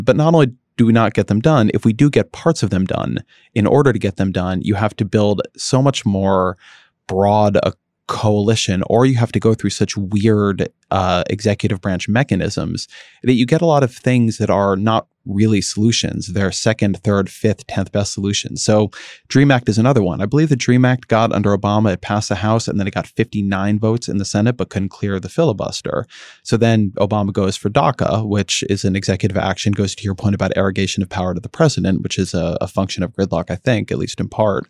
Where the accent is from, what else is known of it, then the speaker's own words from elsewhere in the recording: outside Los Angeles, California, United States; I grew up outside of L